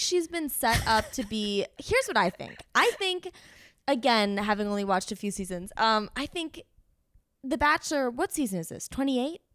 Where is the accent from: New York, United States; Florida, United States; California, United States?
Florida, United States; Miami; moved away; I grew up in Miami.